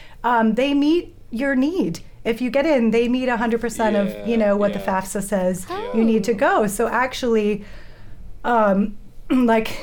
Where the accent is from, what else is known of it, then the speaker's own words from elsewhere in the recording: Long Island, New York, United States; moved away as an adult; also born or lived in Austin, Texas; I'm from New York. I'm from Long Island. Shout out to the North Shore. So I grew up there